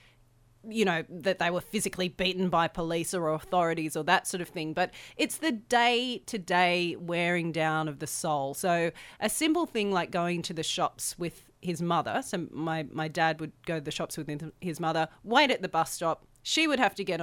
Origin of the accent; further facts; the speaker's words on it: Woy Woy, New South Wales, Australia; growing up in Woi Woi, it was a beautiful place to grow up